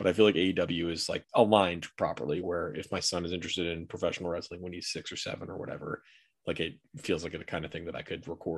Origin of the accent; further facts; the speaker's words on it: Jupiter, Florida, United States; I'm from Jupiter, Florida